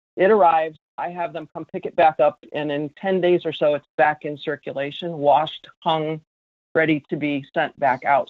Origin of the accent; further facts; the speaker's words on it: New York, United States; in Rochester here in my home state of New York